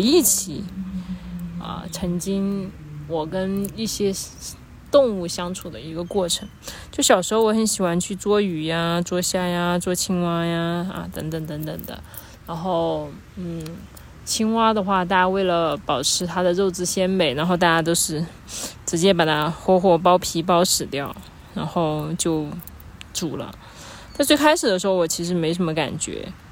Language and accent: Chinese; China; 我们中国人